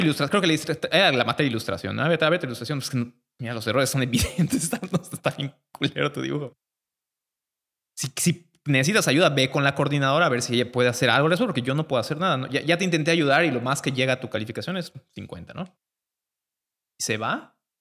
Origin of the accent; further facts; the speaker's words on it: Mérida, Yucatán, Mexico; llegamos todos los 30 alumnos de Mérida, los 20 niños de Mérida